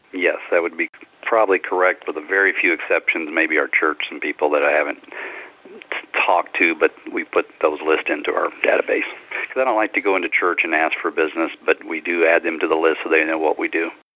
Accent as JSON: {"language": "English", "region": "Louisiana", "country": "United States", "tie": "born or raised there", "moved": "as an adult", "said": "I grew up in Louisiana"}